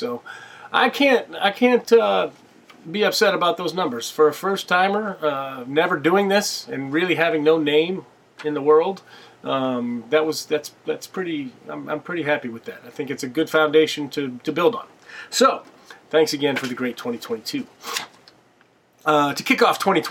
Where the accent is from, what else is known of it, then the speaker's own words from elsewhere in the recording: Bloomington, United States; moved away as an adult; now in New York City, United States; my hometown, Bloomington